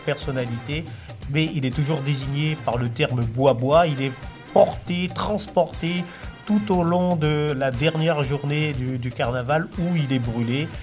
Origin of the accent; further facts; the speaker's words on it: French Guiana; je suis de la Guyane